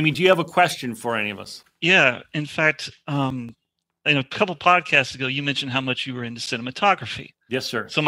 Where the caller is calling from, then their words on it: Dallas, Texas, United States; accent: southern; Uh, Dallas, Texas.